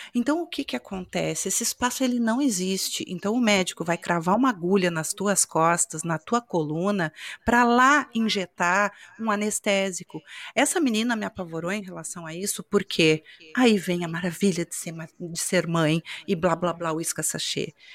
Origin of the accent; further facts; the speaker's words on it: Rio Grande do Sul, Brazil; De onde eu venho, do estado do Rio Grande do Sul